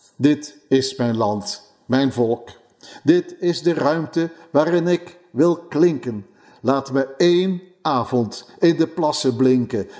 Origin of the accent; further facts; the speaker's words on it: Netherlands; moved away; een land dat maar voor een klein deel mijn geboorteland was